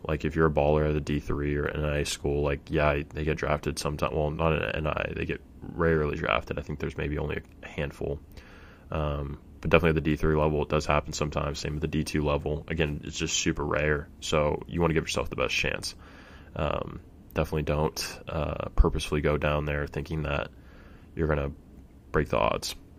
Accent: Fresno, California, United States; I'm from Fresno

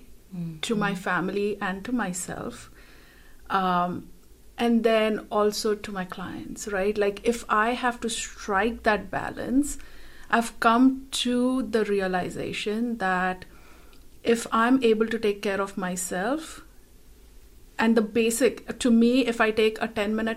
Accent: India; moved away; Growing up in a culture that I grew up in India

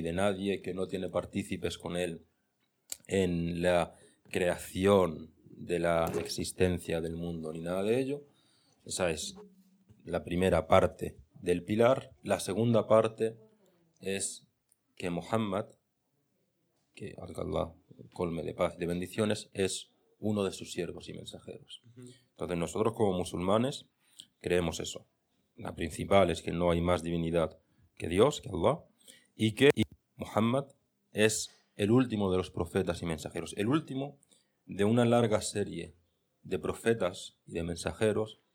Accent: Granada, Andalusia, Spain; moved away as an adult; luego vuelvo a mi Granada natal

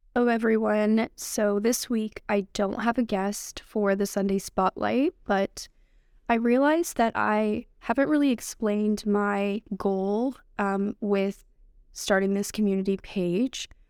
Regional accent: Canada; English is a second language; also born or lived in Algeria; at the age of six, I came here with my family

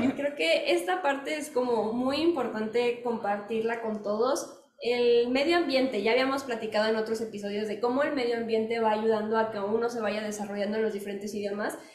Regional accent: Mexico

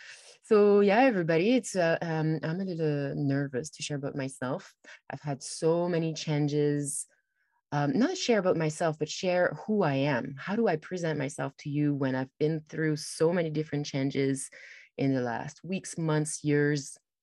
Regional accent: France; also born or lived in Toronto; So I've traveled a lot, and I grew up in France, and then I went to Toronto

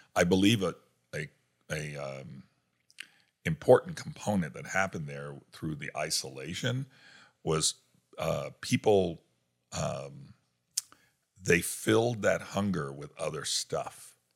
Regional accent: New York, United States; moved away; I grew up in New York

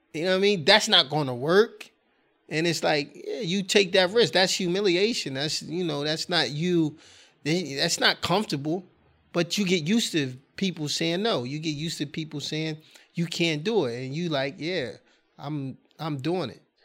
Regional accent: Wilmington, Delaware, United States; I'm born and raised in Wilmington, Delaware

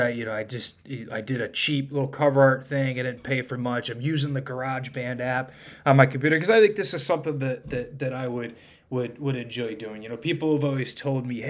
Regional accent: Toledo, Ohio, United States; moved away as an adult; also born or lived in Raleigh, North Carolina; now in North Carolina, United States; In that area that I grew up around Toledo

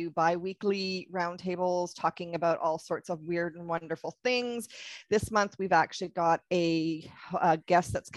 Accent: Canada; I'm Canadian

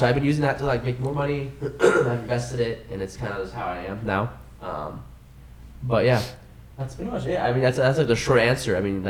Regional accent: Redmond, Washington, United States; I'm from Redmond.

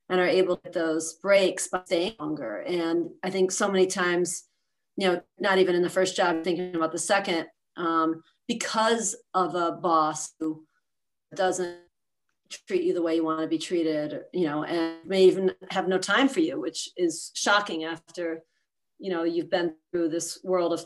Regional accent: East Coast, United States; moved away as an adult; also born or lived in Philadelphia, Pennsylvania; now in San Francisco Bay Area, United States; I grew up on the East Coast, so I moved out here

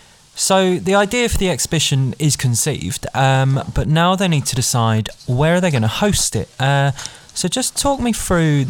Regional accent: London, United Kingdom; as a Londoner myself

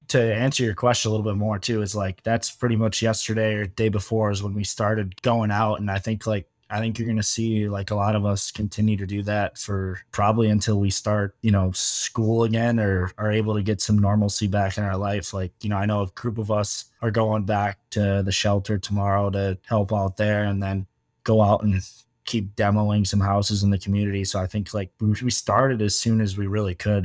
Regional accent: Michigan, United States; moved away as an adult; now in Fort Myers, United States; I'm from Michigan, so we do snow

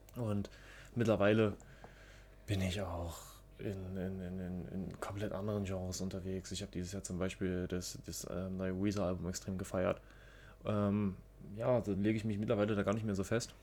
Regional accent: Germany; Ich komme auch ebenfalls aus der Nähe von Berlin

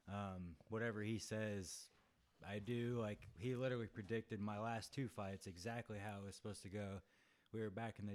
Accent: Central Illinois, United States; moved away as an adult; now in St. Louis, United States; I'm from Central Illinois

